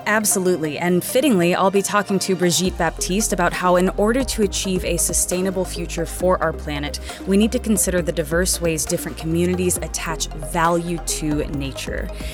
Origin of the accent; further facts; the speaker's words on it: United States; I am an American. I live in America